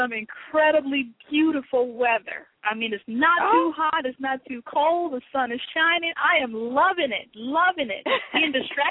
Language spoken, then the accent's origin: English; Lynwood, California, United States; also born or lived in New Orleans; I was born in New Orleans, Louisiana, and my father moved us to California eventually, and we lived in a couple of cities out there. From Los Angeles, and where I graduated from high school, we lived in a town called Linwood, California